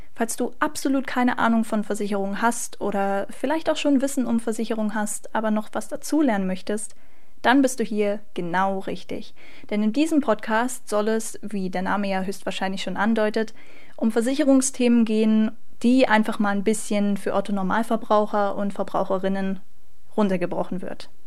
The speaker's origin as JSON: {"language": "German", "town": "Magdeburg", "region": "Saxony-Anhalt", "country": "Germany", "tie": "born or raised there", "said": "komme gebürtig aus Magdeburg"}